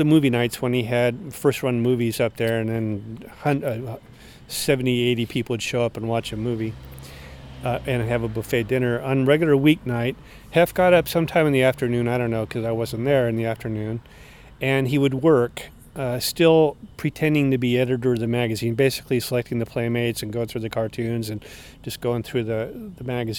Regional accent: Oregon, United States; moved away; growing up in Oregon, I had never met or never knowingly met a gay person

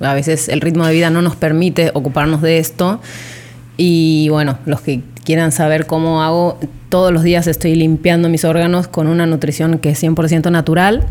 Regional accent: Argentina; moved away as an adult; now in Riviera Maya, Mexico; Trece años en México y principalmente en la Riviera Maya, así que somos, argentinas mayas.

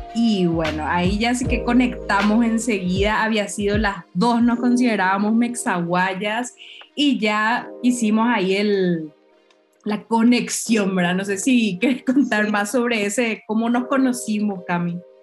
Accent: Paraguay; moved away as an adult; now in Mexico; somos dos paraguayas

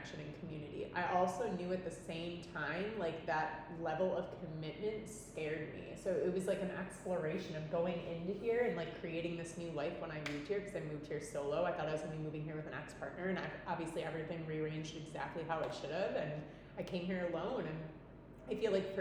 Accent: Milwaukee, Wisconsin, United States; moved away as an adult; now in Nosara, Costa Rica; I'm like, Milwaukee. And I haven't lived there since I was 18.

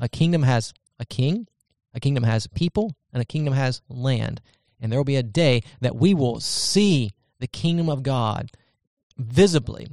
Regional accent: United States; we're American citizens

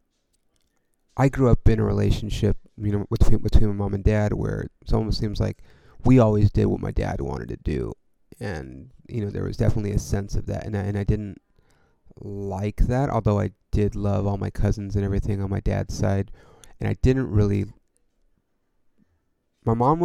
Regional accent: California, United States; I'm from California

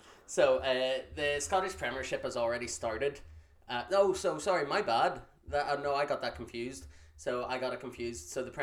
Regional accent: Galway, Connacht, Ireland; I was born in Galway.

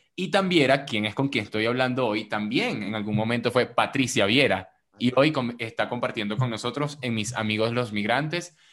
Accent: Venezuela; yo soy venezolano

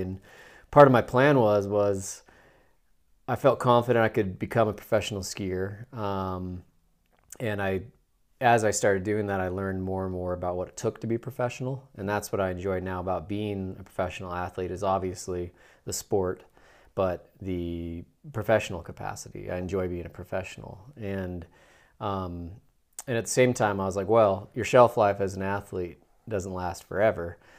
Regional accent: Salt Lake City, Utah, United States; I'm born and raised in Salt Lake City, Utah

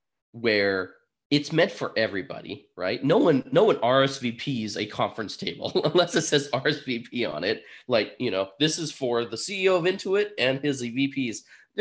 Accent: Burlington, Vermont, United States; I'm from Burlington, Vermont.

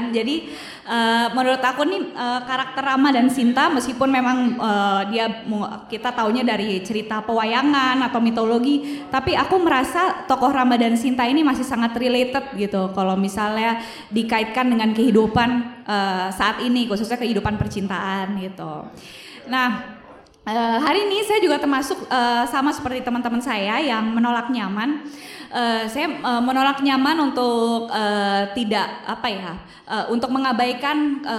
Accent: Indonesia; saya lahir dan tumbuh di negara Indonesia yang begitu kaya akan budayanya

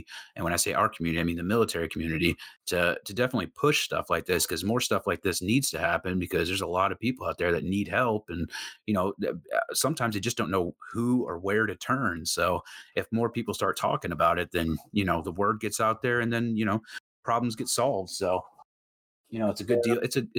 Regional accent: Midwest, United States; also born or lived in South; growing up in the Midwest and in the South, like courtesy is like definitely big there.

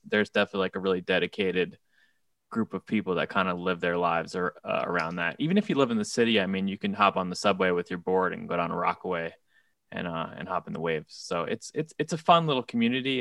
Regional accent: South Shore of Nassau County, Long Island, New York, United States; moved away as an adult; now in Brooklyn, United States; the South Shore of Nassau County in Long Island

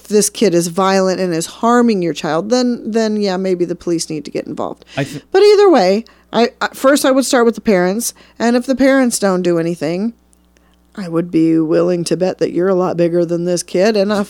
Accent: Iowa, United States; I'm from Iowa.

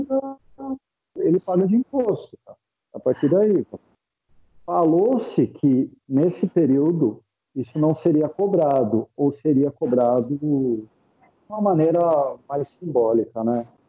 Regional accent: Jundiaí, São Paulo, Brazil; moved away as an adult; now in Italy; da região de onde eu venho, em específico é, de Jundiaí

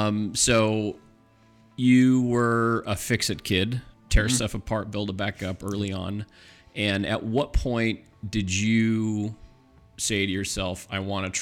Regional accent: Irvine, California, United States; I'm from Orange County.

